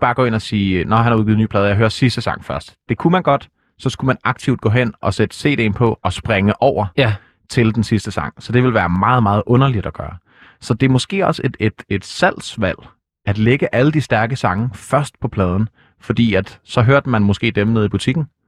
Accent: Denmark; nu er jeg jo ikke fra Jylland. Jeg er fra provinsen dog

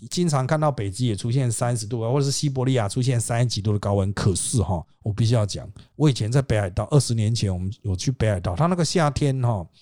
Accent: Taiwan; 我们台湾人

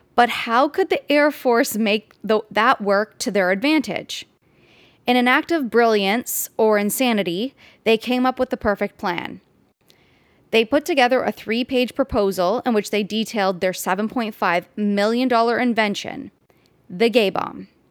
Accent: Canada

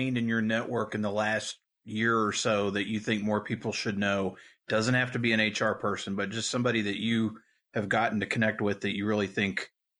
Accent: Louisville, Kentucky, United States; I grew up in Louisville

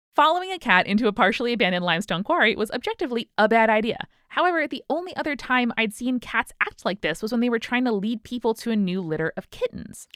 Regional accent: New York, United States; as New Yorkers

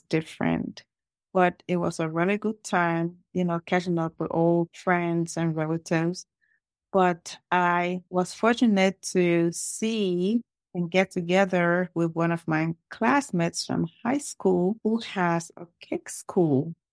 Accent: Liberia; now in Lawrenceville, United States; originally, I am from Liberia.

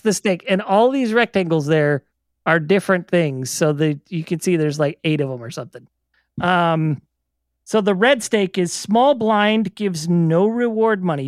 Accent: Las Vegas, Nevada, United States; I grew up in Vegas.

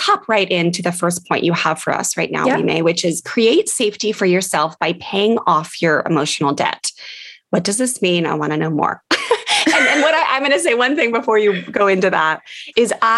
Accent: D.C., District of Columbia, United States; growing up near Washington, D.C.

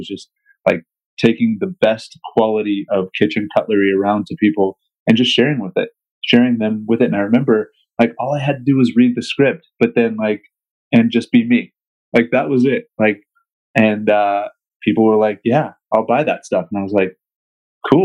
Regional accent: King County, Western Washington, United States; I'm originally from Eastern Washington, but grew up in Western Washington in King County

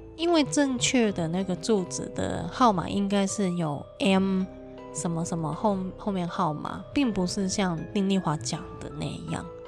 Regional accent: Hong Kong; 我们香港人都是那个年代出生

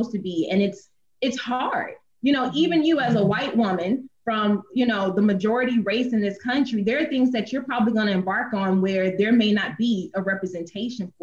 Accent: Gainesville, Florida, United States; my hometown in Gainesville, Florida

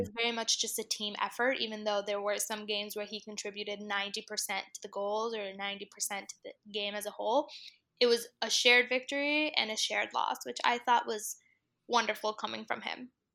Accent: South Florida, United States; moved away as an adult; also born or lived in Miami / Washington, D.C.; being from a Hispanic family and obviously growing up in South Florida

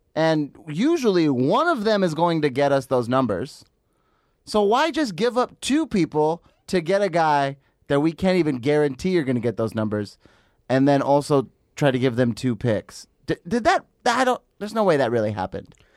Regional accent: Los Angeles area, California, United States; I'm not from Los Angeles proper

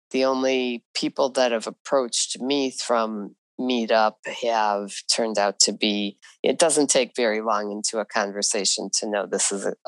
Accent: Chicago, Illinois, United States; I grew up in Chicago

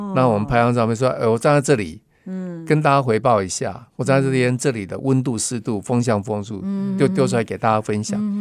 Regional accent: Tainan, Taiwan; now in Taipei, Taiwan; 我台南人来了

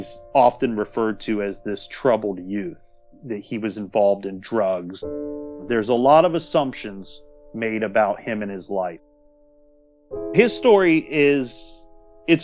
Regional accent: Columbus, Ohio, United States; I grew up in Columbus, Ohio.

